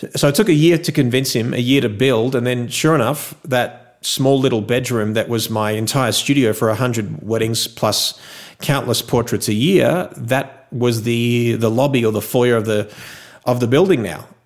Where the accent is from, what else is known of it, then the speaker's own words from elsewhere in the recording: Melbourne, Victoria, Australia; moved away as an adult; also born or lived in Los Angeles, United States; now in Las Vegas, United States; born and raised in Melbourne, Australia, uh, from a Greek background